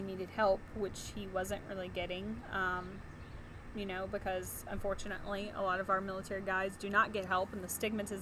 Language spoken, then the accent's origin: English; central Mississippi, United States; we're from Mississippi, obviously. I said we were in central Mississippi